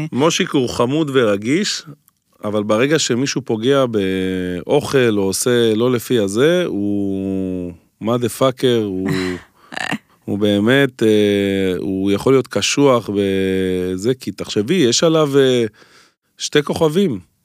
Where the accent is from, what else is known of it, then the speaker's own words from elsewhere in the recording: Holon, Tel Aviv District, Israel; אני הגעתי מחולון